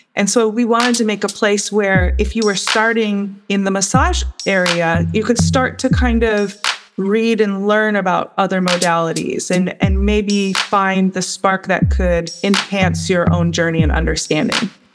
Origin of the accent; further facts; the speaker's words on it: United States; as an American